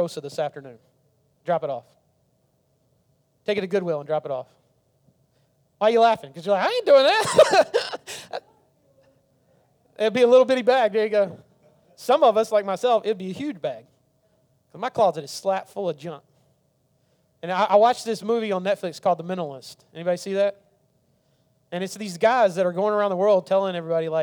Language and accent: English; the South, United States; I grew up in the South